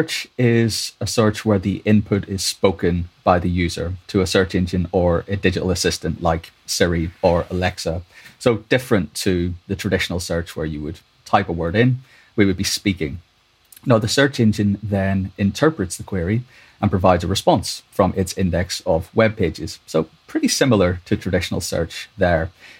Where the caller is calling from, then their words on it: London, United Kingdom; In London, yeah.